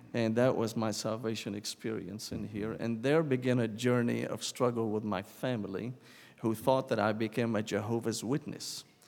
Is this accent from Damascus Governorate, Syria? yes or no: yes; Damascus, Damascus Governorate, Syria; English is a second language; moved away as an adult; now in United States; I was born and raised in Damascus, Syria